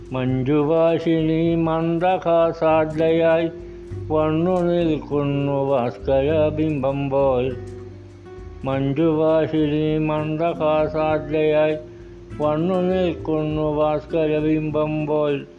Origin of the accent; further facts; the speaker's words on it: Kanakkary, Kerala, India; എൻ്റെ നാട് കോട്ടയം ജില്ല കാണക്കാരി